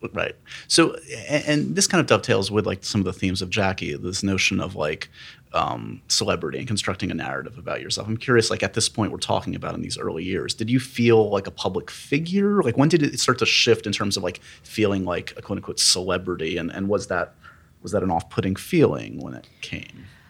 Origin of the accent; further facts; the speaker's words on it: New York City, New York, United States; I grew up here in New York City